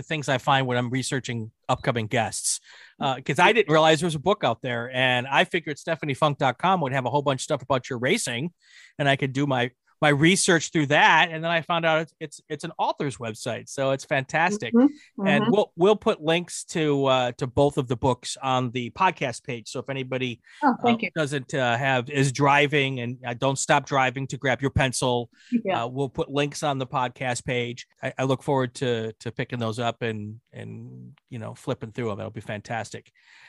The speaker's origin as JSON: {"language": "English", "region": "Midwest", "country": "United States", "tie": "born or raised there", "said": "the first time I moved from my home growing up in the Midwest to Atlanta region"}